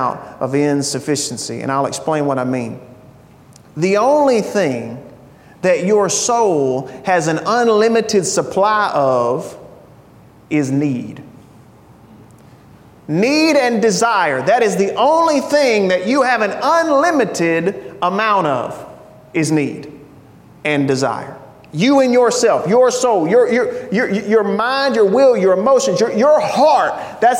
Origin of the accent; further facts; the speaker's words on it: United States; I'm an American